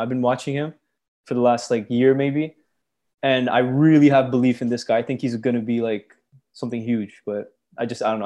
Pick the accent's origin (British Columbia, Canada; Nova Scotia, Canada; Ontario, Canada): Ontario, Canada; Brampton; born or raised there; also born or lived in Scarborough, Ontario